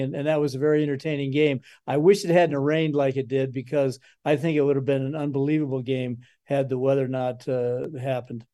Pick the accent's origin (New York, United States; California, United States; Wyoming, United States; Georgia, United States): Wyoming, United States; Cheyenne; also born or lived in Laramie; I'm from Cheyenne originally.